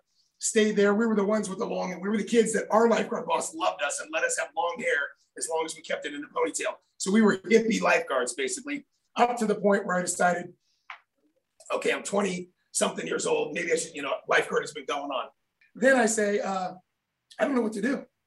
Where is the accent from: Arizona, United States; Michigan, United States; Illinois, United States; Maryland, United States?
Arizona, United States; Lake Havasu; I grew up in Lake Havasu, diving off a 50-foot, you know, the big cliff there.